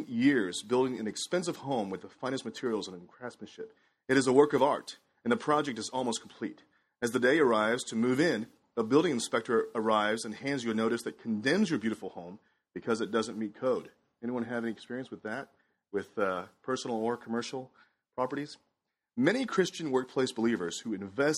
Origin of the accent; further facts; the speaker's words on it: Houston, Texas, United States; also born or lived in Shanghai, China; I moved here to Houston from Shanghai, China at the age of 7.